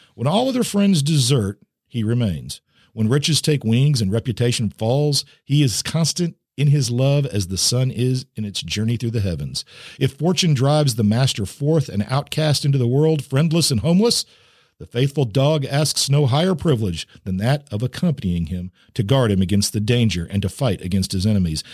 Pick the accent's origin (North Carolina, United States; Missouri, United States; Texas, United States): Missouri, United States; my home state of Missouri